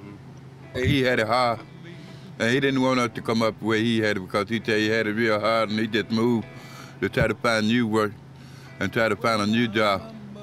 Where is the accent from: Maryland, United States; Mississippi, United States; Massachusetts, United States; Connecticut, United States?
Mississippi, United States; Leland; also born or lived in Yazoo City, Mississippi; I'm original from Yazoo City. My father moved here in the 1960s. Yeah. They moved to Leland. But I was just 1 year old. They moved to Leland from Yazoo City to Leland.